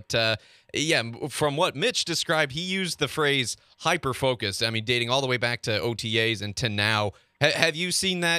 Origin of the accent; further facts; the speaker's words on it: Nebraska, United States; now in St. Joseph, United States; I'm from Nebraska. I'm not from here.